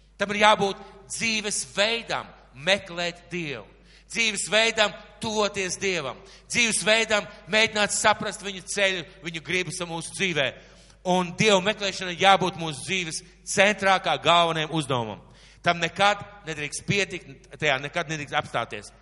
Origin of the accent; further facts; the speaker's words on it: Latvia; mēs dzīvojam Latvijā, ka mēs esam latvieši